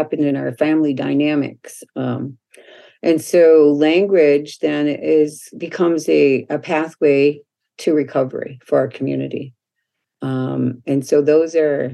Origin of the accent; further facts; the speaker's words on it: Minneapolis, Minnesota, United States; I grew up here in the Minneapolis area, South Minneapolis